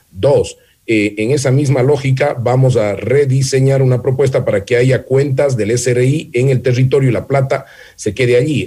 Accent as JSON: {"language": "Spanish", "region": "Manabí", "country": "Ecuador", "said": "mi tierra"}